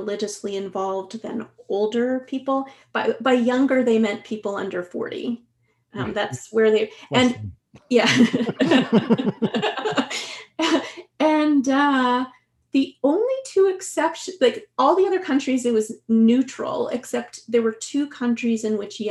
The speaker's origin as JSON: {"language": "English", "region": "Quebec", "country": "Canada", "moved": "yes", "lives_now": "Vancouver, Canada", "said": "I'm originally from Quebec, and so I was very young when the, you know, the Quiet Revolution was taking place"}